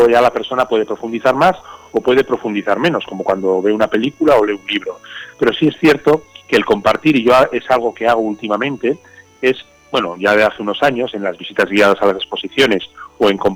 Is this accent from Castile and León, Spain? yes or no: yes; Burgos, Castile and León, Spain; de Burgos.